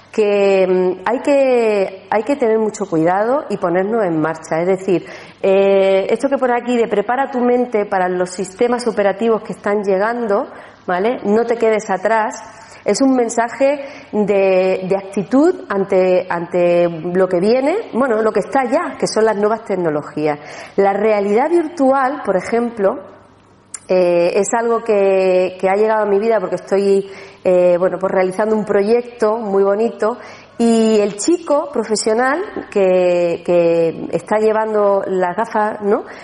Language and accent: Spanish; Andalusia, Spain; una cosita más para celebrar, que somos andaluces.